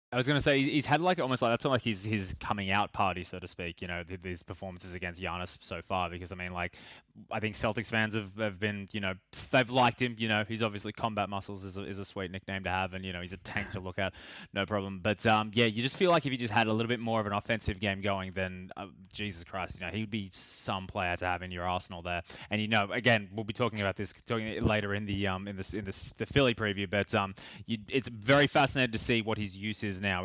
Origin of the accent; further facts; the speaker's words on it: Australia; being from sort of my hometown